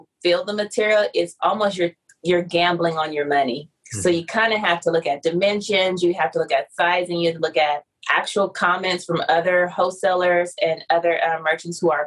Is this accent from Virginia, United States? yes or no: no; San Diego, California, United States; I'm from San Diego